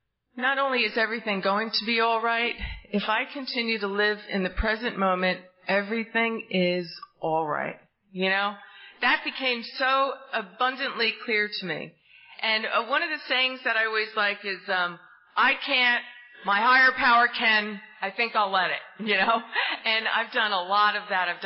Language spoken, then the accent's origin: English; New Jersey, United States; now in Tallahassee, United States; you might sense from my accent, I'm not from down south here, I'm from the great state of New Jersey! And I really grew up in an amazing family